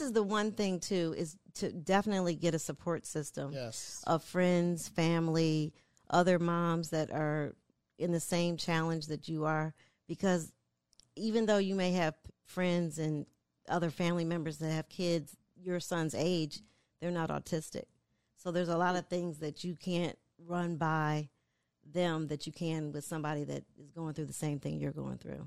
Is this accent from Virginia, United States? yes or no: no; Michigan, United States; moved away; I'm from Michigan originally